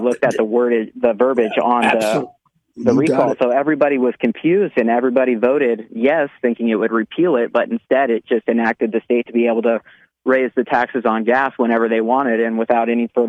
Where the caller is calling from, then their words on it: California, United States; Yeah, I'm calling from California. I live in Reeves County over here.